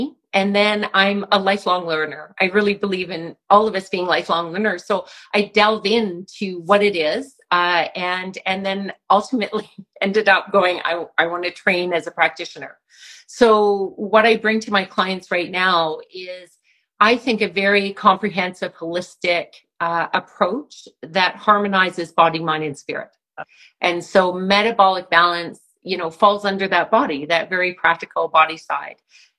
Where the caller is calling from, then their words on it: Calgary, Alberta, Canada; Calgary, Alberta.